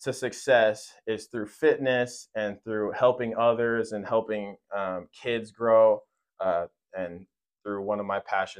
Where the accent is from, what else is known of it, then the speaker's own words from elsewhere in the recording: Fresno, California, United States; I'm born and raised in Fresno, California. I'm 23 years old